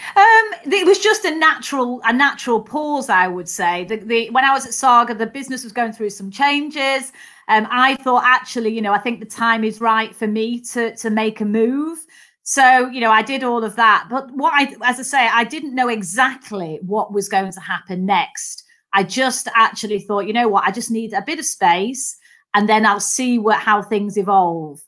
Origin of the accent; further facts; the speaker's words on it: Manchester, North West England, United Kingdom; accent: Mancunian; I'm a Mancunian, so I'm a Northerner. Um, so I was the youngest of three daughters, actually, and um, so grew up in Manchester.